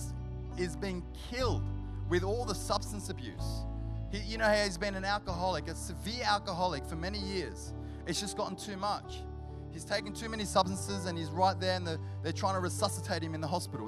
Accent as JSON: {"language": "English", "town": "Sydney", "region": "New South Wales", "country": "Australia", "tie": "born or raised there", "moved": "yes", "lives_now": "Canberra, Australia", "said": "he lived in King's Cross, and that's where we grew up in Sydney"}